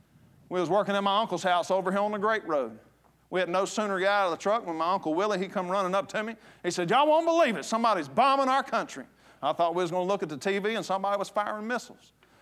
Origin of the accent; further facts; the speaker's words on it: United States; I'm tired of having to apologize for being American.